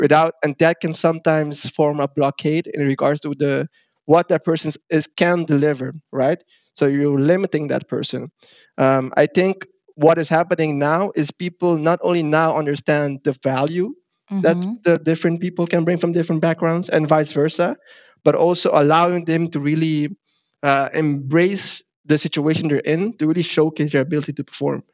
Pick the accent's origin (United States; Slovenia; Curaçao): Curaçao; now in Netherlands; I'm not from Africa myself, but I do come mm-hmm. from Curacao